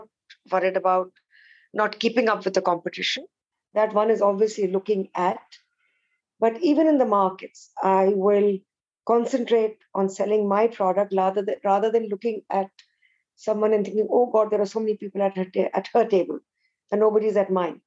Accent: India; I'm Indian, unfortunately, we didn't learn Sanskrit as a language.

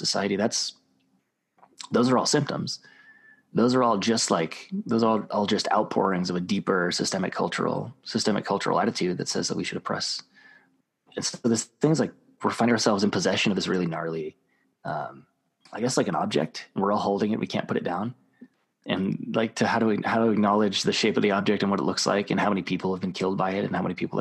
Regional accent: Rapid City, South Dakota, United States; I grew up in South Dakota, in Rapid City, South Dakota.

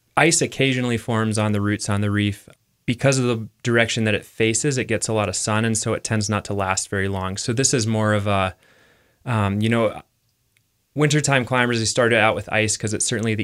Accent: Iowa, United States; moved away as an adult; also born or lived in Teton Valley, Wyoming / Victor, Idaho; now in Longmont, United States; I grew up in Iowa

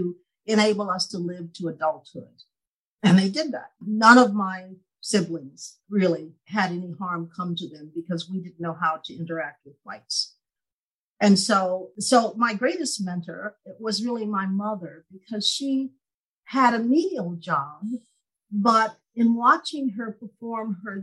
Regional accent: East Texas, United States; I was born the youngest of 12 children to parents who were sharecroppers in East Texas.

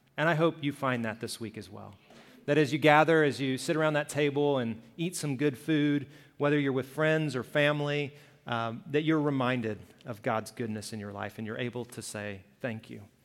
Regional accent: Birmingham, Alabama, United States; I grew up in Alabama, Birmingham

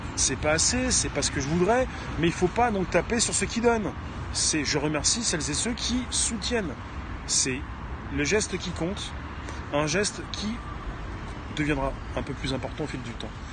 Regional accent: France; en tant que Français

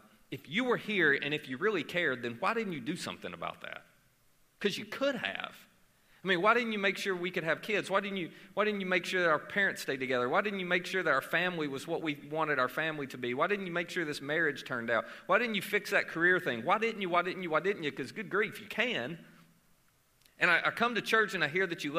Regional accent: Murray, Kentucky, United States; I am from Murray, Kentucky

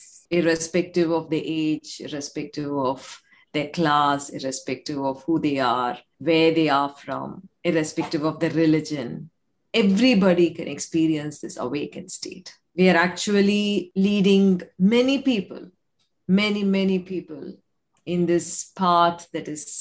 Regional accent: India; I come from India

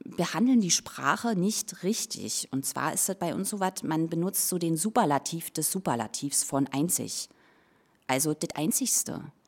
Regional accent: Berlin, Germany; accent: Berlinerisch; moved away as an adult; also born or lived in Rathenow, Brandenburg / Leipzig / Mecklenburg-Vorpommern; Ich bin ja in Rathenow geboren. Das ist äh, eine Stadt im schönen Havelland in Brandenburg im Westen, an der Grenze zu Sachsen-Anhalt und bin aber in Berlin aufgewachsen

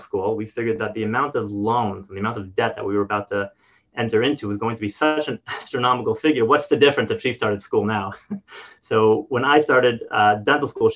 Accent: United States; moved away as an adult; also born or lived in New Jersey / New York; now in Paradise Valley, Arizona, United States; I grew up in on the East Coast in New York, New Jersey

